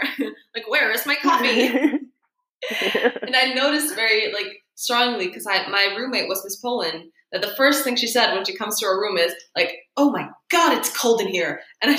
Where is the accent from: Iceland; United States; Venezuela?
Iceland; So there were a lot of people that like if I said I was from Iceland, they would be like, oh.